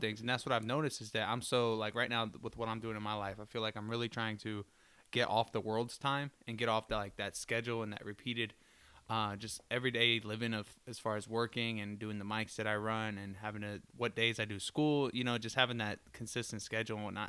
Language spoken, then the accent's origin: English; Florida, United States; now in Detroit, United States; I'm from Florida.